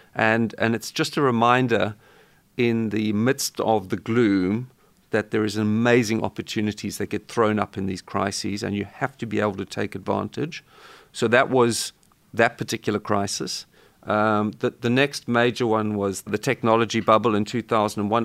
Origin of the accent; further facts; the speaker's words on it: South Africa; growing up in South Africa